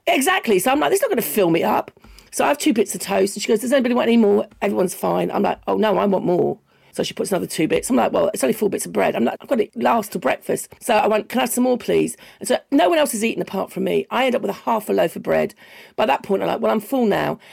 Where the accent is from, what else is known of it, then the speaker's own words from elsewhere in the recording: London, United Kingdom; I grew up in London